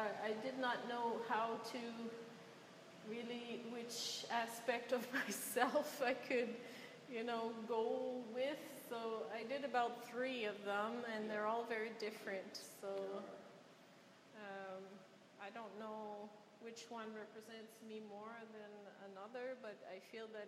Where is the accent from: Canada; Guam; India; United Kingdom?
Canada; Quebec City, Quebec; moved away; I'm not from here, I'm from Quebec City